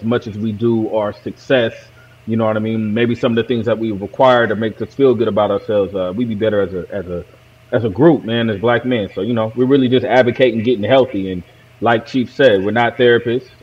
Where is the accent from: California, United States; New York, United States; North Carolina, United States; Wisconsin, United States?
California, United States; Oakland; I'm from Oakland, California